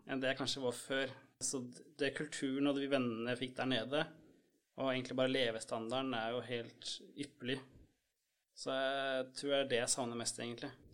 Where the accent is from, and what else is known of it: Norway